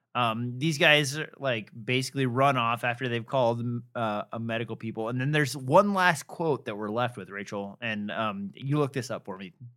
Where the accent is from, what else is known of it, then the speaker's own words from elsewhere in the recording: Nebraska, United States; moved away; I am from Nebraska